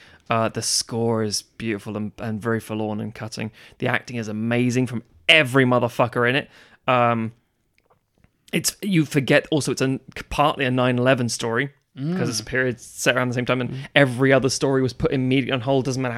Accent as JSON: {"language": "English", "country": "United Kingdom", "said": "because obviously being British, we're always a bit stuck up about it."}